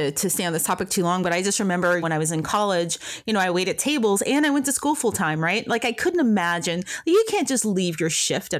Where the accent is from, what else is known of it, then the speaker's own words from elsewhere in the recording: Tennessee, United States; also born or lived in Ohio; now in West Coast, United States; I grew up in the South. I grew up in Tennessee. I went to college in Ohio, and now I live on the West Coast